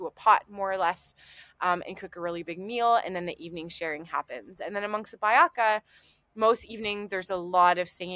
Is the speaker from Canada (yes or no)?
yes; Montreal, Quebec, Canada; now in Durham, United Kingdom; where I grew up in Montreal, we lived in townhouses